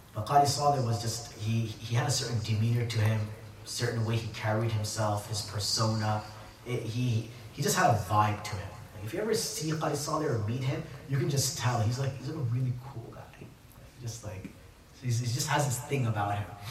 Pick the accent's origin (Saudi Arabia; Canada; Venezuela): Saudi Arabia; moved away; also born or lived in United States; I grew up in Saudi, there's that one element of my memories of Saudi, and then there's that when I came, when I was living in America or studying